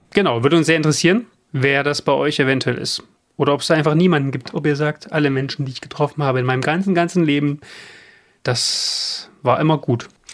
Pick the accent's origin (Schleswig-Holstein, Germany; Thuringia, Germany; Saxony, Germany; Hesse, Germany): Saxony, Germany; near Leipzig; Ich bin ja in den 90er Jahren im Osten groß geworden, in der Nähe von Leipzig.